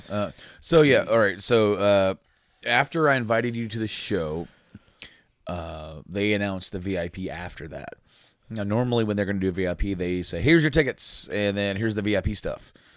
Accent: Frankfort, Indiana, United States; we're from, like, like, around Indy area, Frankfort, Indiana

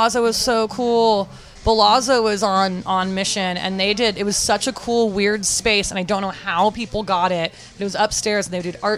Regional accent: San Francisco, California, United States; growing up in North Beach, there was Goldfields and there was Lyle Tuttle's

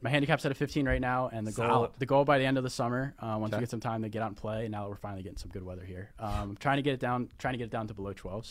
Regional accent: Elkridge, Maryland, United States; It is in my hometown of Elkridge, Maryland.

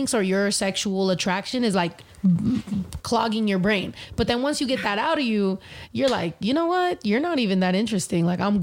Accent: California, United States; I'm from Cali

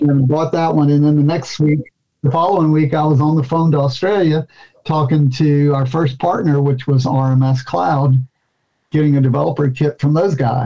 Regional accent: Louisiana, United States; my home state

